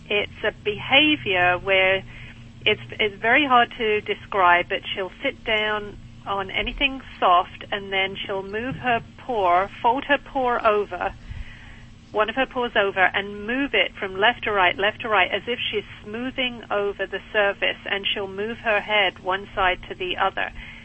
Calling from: Pinehurst, North Carolina, United States; I'm calling from Pinehurst in North Carolina.

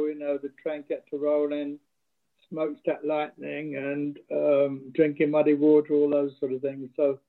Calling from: France; I'm down in the south of France. I'm a ways away.

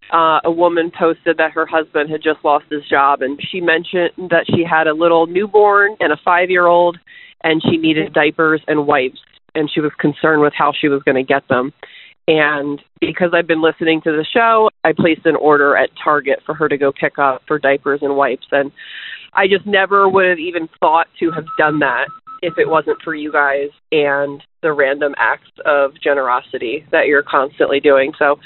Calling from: Las Vegas, Nevada, United States; I'm calling from Las Vegas.

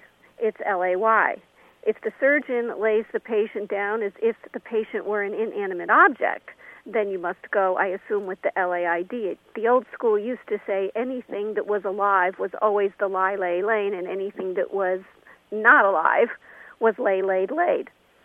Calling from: Connecticut, United States; calling from Connecticut.

